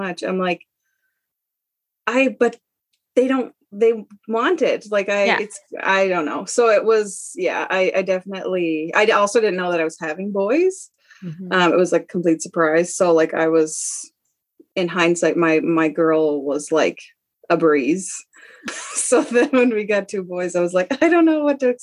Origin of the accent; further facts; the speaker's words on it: Nova Scotia, Canada; moved away as an adult; also born or lived in Alberta; I'm from Nova Scotia, but was living in Alberta with my husband and three kids.